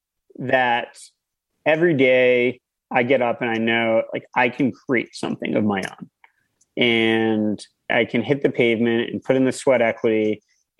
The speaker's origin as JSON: {"language": "English", "region": "Connecticut", "country": "United States", "tie": "born or raised there", "moved": "yes", "lives_now": "Westchester, United States", "said": "I grew up in Connecticut."}